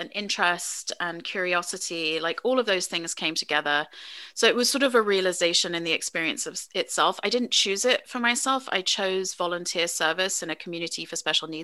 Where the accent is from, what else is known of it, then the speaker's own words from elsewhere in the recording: England, United Kingdom; moved away as an adult; now in United States; I grew up in England, was born in the States, and came back to the States for my university education